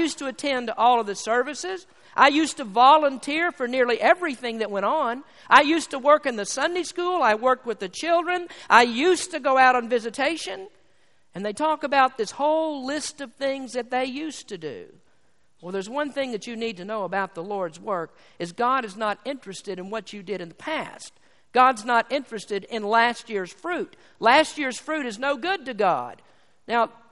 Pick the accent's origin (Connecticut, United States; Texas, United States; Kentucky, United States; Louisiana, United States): Kentucky, United States; I'm from Kentucky